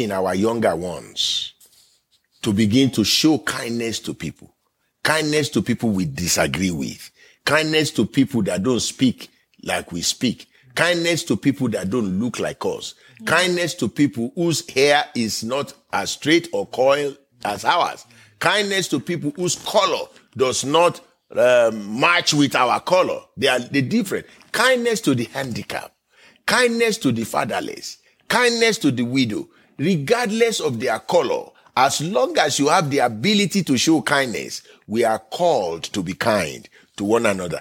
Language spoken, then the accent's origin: English; Nigeria; now in United States; I am from Nigeria by birth